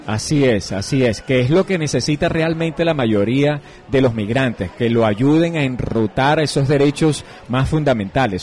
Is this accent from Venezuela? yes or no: yes; Venezuela; now in Colombia; nosotros como migrantes venezolanos